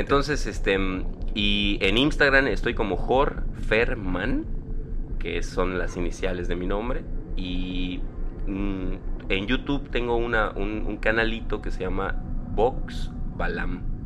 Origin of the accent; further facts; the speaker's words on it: Yucatán, Mexico; soy el único yucateco con superpoderes que conozco